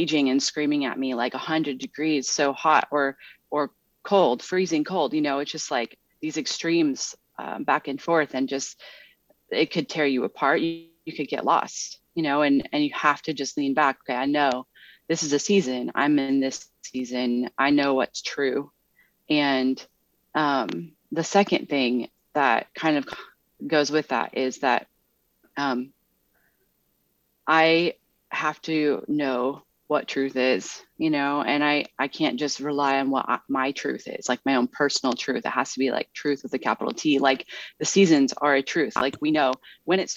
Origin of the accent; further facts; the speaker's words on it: Midwest, United States; moved away; growing up in the Midwest